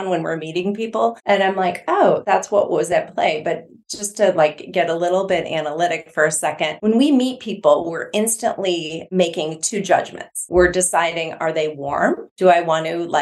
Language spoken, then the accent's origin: English; north of Milwaukee, Midwest, Wisconsin, United States; I'm from the Midwest. I grew up just north of Milwaukee